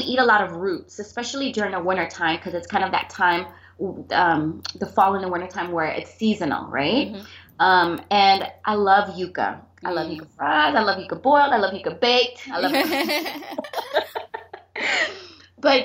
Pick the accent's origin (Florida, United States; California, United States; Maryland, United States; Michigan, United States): Florida, United States; Miami; I was born and raised here in Miami, South Florida